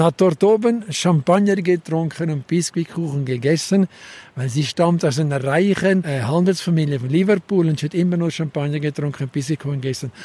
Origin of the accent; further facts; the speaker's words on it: Zermatt, Valais, Switzerland; accent: Walliser Deutsch; diese Sprache ist hier heute in diesen Tälern immer noch unser Dialekt, das Walliser